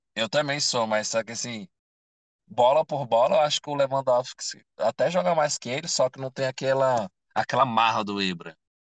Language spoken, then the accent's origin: Portuguese; Brazil; eu sou brasileiro